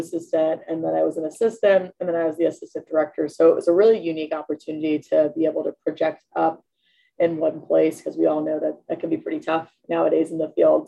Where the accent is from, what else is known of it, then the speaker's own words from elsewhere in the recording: Pittsburgh, Pennsylvania, United States; moved away as an adult; also born or lived in South Carolina / Mississippi; I'm from Pittsburgh originally